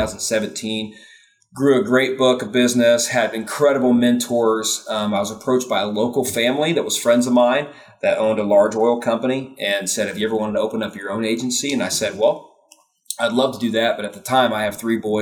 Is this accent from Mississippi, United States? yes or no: no; Indiana, United States; I was born and raised in Indiana